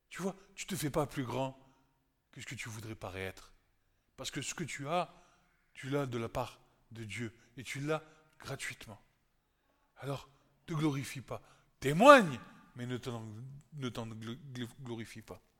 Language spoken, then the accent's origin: French; Egypt; je me rappelle d'où je viens. je viens de l'Égypte, et c'est comme ça.